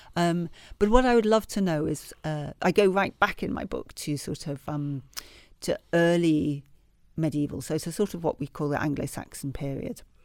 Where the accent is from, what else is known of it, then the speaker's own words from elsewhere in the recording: Leeds, Yorkshire and the Humber, United Kingdom; I grew up in Leeds in Yorkshire